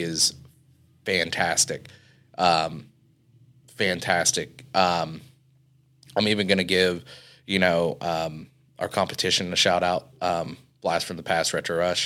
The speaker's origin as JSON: {"language": "English", "town": "Cambridge City", "region": "Indiana", "country": "United States", "tie": "born or raised there", "also_born_or_lived": "Dublin, Indiana", "said": "I'm from Cambridge City, Indiana"}